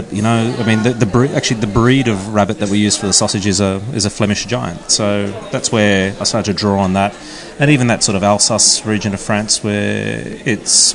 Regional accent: Sydney, New South Wales, Australia; moved away as an adult; now in Melbourne, Australia; I've settled down here in Melbourne. I was originally from Sydney

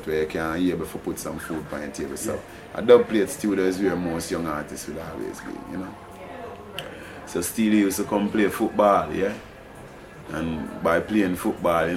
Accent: Morant Bay, Saint Thomas, Jamaica; I and I come from the Stanton housing scheme, which is also in the capital of St. Thomas

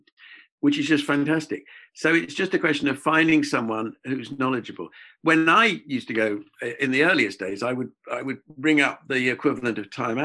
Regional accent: England, United Kingdom; accent: English; being English, British

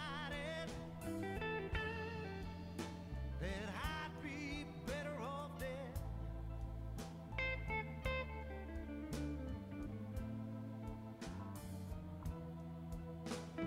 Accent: near Shelton, Washington, United States; also born or lived in Poulsbo, Washington; Shelton, Washington, quite close to my hometown

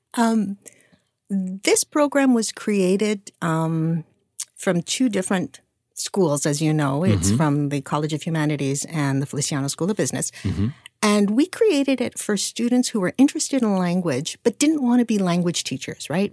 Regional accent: Canada; moved away as an adult; now in United States; I'm Canadian. Wow. I was born and raised in Canada

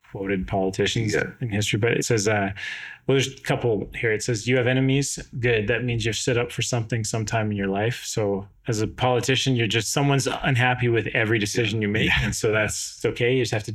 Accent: West Kelowna, British Columbia, Canada; I grew up in West Kelowna, or the West Side at the time.

